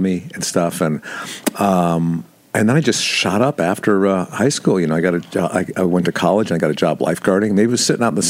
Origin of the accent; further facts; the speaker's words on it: Bridgeport, Connecticut, United States; I grew up in Connecticut. Bridgeport, nice. Connecticut.